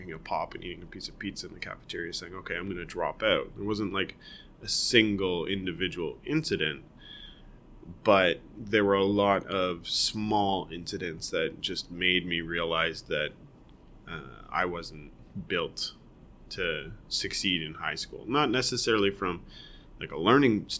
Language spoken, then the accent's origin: English; Guelph, Ontario, Canada; also born or lived in Toronto; I grew up in Guelph. I was born in Toronto. Born and raised in Toronto until I was 5, so maybe not raised, and then we moved to Guelph. So I was in Guelph from 5 to 18, basically